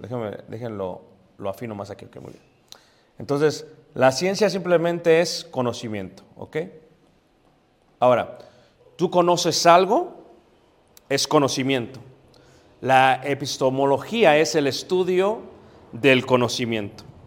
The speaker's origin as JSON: {"language": "Spanish", "region": "Mexico City", "country": "Mexico", "tie": "born or raised there", "said": "donde me crié, en Coyoacán, en Ciudad de México"}